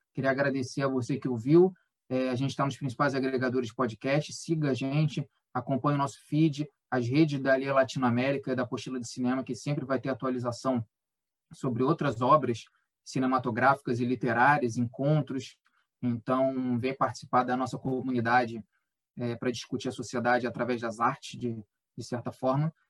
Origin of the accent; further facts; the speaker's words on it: Brazil; sendo brasileiro